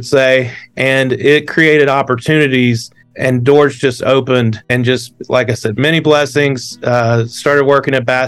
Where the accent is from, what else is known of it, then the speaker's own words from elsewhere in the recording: Gaffney, South Carolina, United States; I'm from Gaffney, South Carolina, a small town in the upstate of South Carolina that is probably about halfway between Greenville and Charlotte. So the closest lakes to me growing up were always Lake Wylie and Lake Norman.